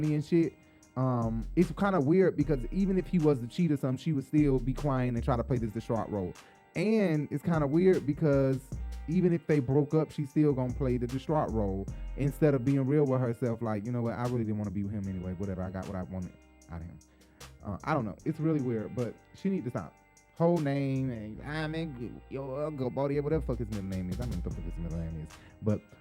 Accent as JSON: {"language": "English", "town": "Decatur", "region": "Georgia", "country": "United States", "said": "I'm from Decatur."}